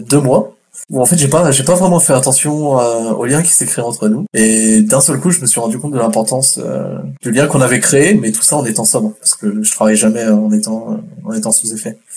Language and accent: French; France; now in Canada; à la base je suis français, euh, j'ai grandi en France, ça fait que neuf mois que je suis au Québec.